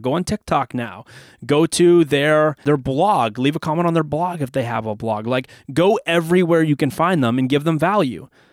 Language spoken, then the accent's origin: English; Canada; I'm from Canada